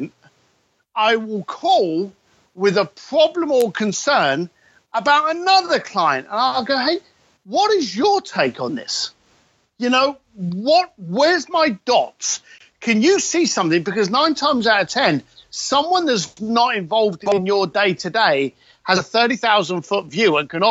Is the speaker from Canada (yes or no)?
no; London, United Kingdom; I'm a bricklayer from East London that rides around on motorcycles and drinks too much whiskey